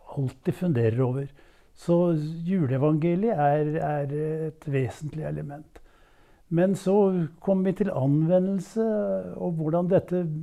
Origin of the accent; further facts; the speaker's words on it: Våle, Vestfold, Norway; moved away as an adult; also born or lived in Jeløya, Moss; I eh, det som da het Våle kommune, 15 km nord for Tønsberg